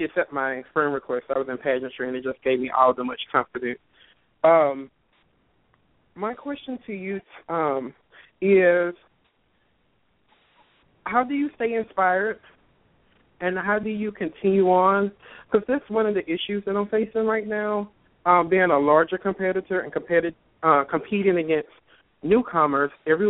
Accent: Mississippi, United States; now in Indianapolis, United States; That 228 number is from Mississippi. Sorry. But I live in Indianapolis. I'm originally from Mississippi, and not changing my number just still connects me to home.

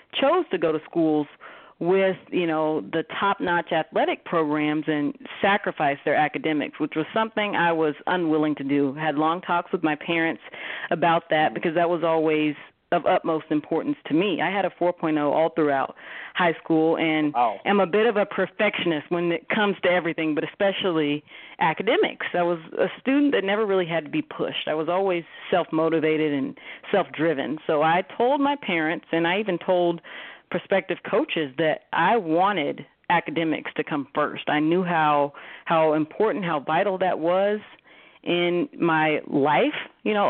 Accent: Montgomery, Alabama, United States; also born or lived in California; now in Las Vegas, United States; originally I was born and raised in the heart of Dixie, Montgomery, Alabama

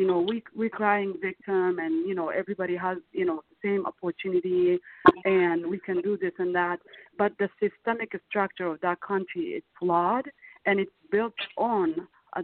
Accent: Minnesota, United States; also born or lived in Ethiopia; The reason why I grew up in Minnesota is not because I loved Minnesota. It's because that's where we ended up after we fled our home country in 1998.

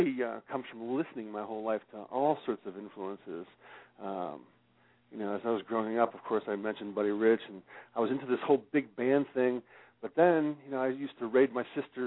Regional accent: Pittsburgh, Pennsylvania, United States; I was born and raised in Pittsburgh, Pennsylvania.

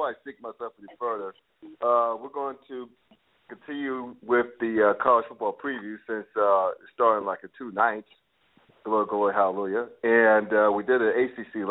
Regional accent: the South, United States; I grew up in the South.

